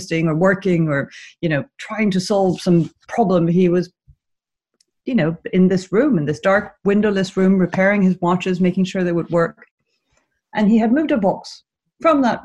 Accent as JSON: {"language": "English", "town": "Caracas", "region": "Capital District", "country": "Venezuela", "tie": "born or raised there", "said": "I grew up in Venezuela, in the Venezuela of the 70s and 80s"}